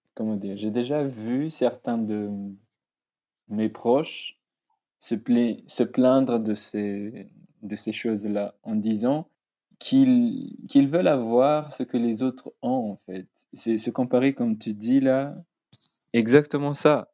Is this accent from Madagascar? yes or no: yes; Madagascar; now in France; je suis étudiant ici en France. Euh, je viens de Madagascar